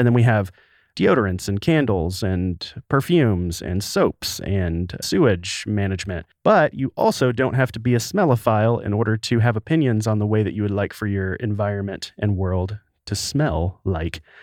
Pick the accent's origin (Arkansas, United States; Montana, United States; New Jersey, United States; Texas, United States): Arkansas, United States; the Delta of; moved away; Arkansas. the Delta of Arkansas, so a very poor area outside of Memphis, Tennessee